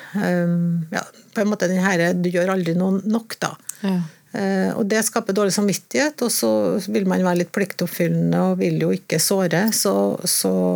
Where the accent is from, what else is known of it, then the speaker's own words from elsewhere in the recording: Trondheim, Trøndelag, Norway; jeg er født i Trondheim, da. Ekte trondhjemmer.